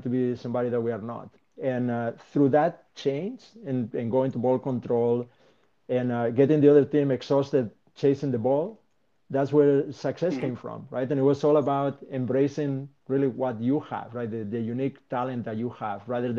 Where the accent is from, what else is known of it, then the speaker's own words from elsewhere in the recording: Spain; moved away; my home country, right, in Spain.